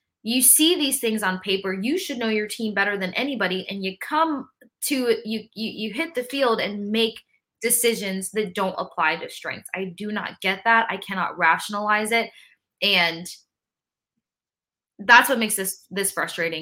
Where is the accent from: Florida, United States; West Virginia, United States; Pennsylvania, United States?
Florida, United States; Tampa; I grew up in Tampa